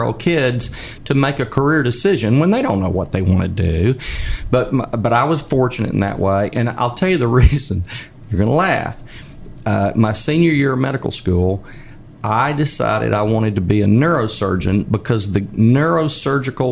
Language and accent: English; South Arkansas, United States; I was raised in South Arkansas